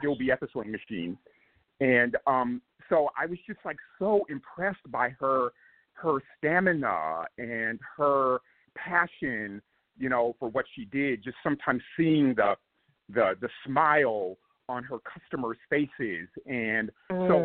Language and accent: English; Compton, California, United States; I grew up in Compton, California